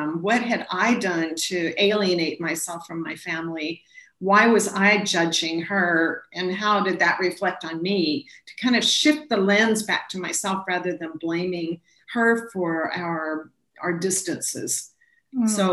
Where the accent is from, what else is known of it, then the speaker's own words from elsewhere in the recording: Washington, United States; moved away as an adult; also born or lived in Arkansas / Houston, Texas / Hawaii; now in Hong Kong; I grew up in Washington State in a, I guess it's a small town compared to Chinese standards, 60,000 people north of Seattle. So I grew up in the Pacific Northwest